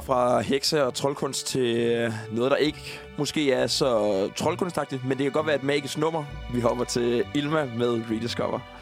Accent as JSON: {"language": "Danish", "area": "Falster", "region": "Zealand", "country": "Denmark", "said": "jeg er fra Falster"}